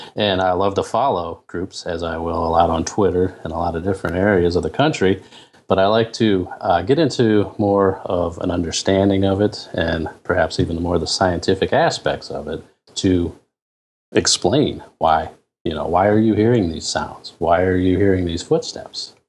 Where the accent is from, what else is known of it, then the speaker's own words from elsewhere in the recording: Canton, Ohio, United States; I'm originally from Canton, Ohio